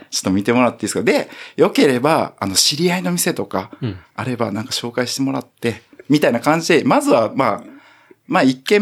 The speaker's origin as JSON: {"language": "Japanese", "region": "Ehime", "country": "Japan", "tie": "born or raised there", "said": "地元の愛媛でやってるんですけど"}